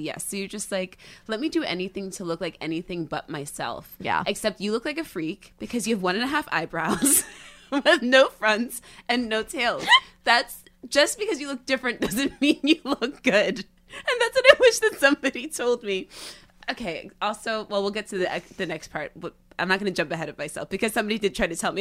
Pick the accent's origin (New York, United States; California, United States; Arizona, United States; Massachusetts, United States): New York, United States; the Catskills; moved away; I used to be this girl from the Catskills